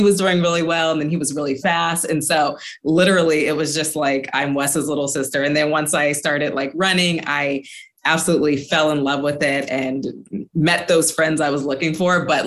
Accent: Los Angeles, California, United States; my hometown

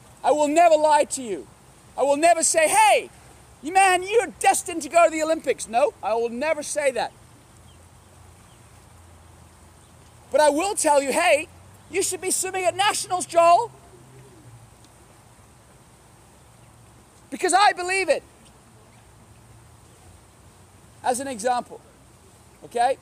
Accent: Hong Kong; I grew up in Hong Kong.

